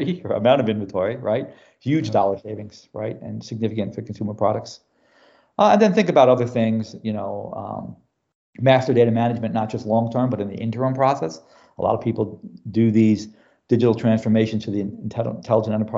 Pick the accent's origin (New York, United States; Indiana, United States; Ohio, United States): New York, United States; New York City; moved away as an adult; now in Houston, United States; I'm originally from New York City